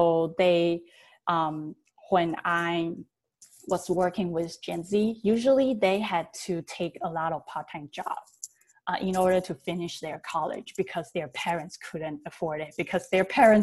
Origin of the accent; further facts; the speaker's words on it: Taiwan; I was born and raised in Taiwan